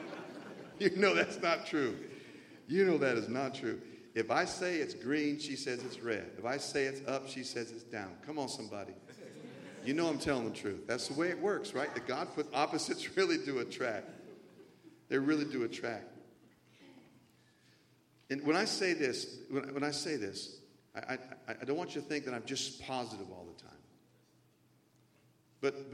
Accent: the South, United States; I grew up in the South mostly.

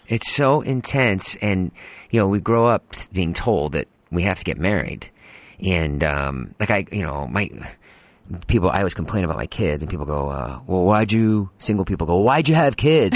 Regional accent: Boston, Massachusetts, United States; I grew up in Boston, in the suburbs

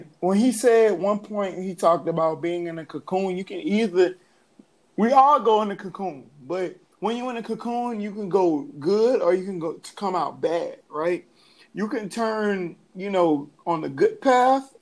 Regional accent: Atlanta, Georgia, United States; also born or lived in New Orleans; I'm from New Orleans, but raised in Atlanta

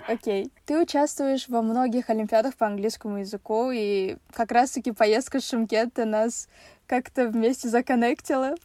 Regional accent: Kazakhstan; в нашем Казахстане

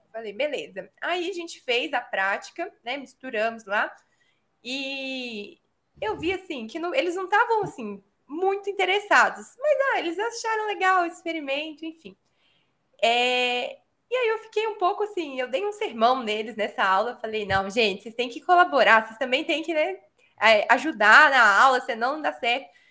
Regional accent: São Paulo, Brazil; moved away as an adult; now in Belo Horizonte, Brazil; Eu nasci em São Paulo, mas eu moro em Minas há, sei lá, mais de uma década

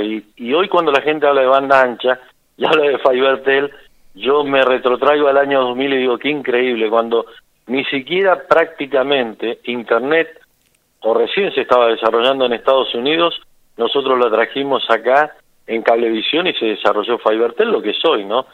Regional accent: Martínez de Hoz, Buenos Aires, Argentina; moved away as an adult; yo soy de Martínez de Oz, que es un pueblito de mil habitantes

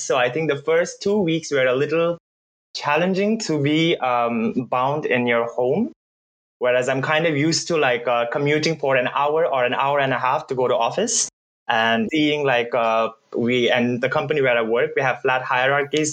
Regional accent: Bhutan; English is a second language; moved away as an adult; now in Germany; for a lot of Bhutanese, if you put our mind to it, I think it's a lot easier for us because we already grew up in this um, multicultural, multilingual environment

